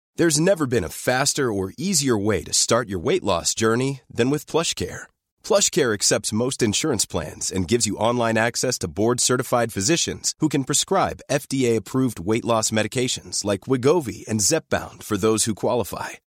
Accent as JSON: {"language": "French", "country": "France", "said": "on est française"}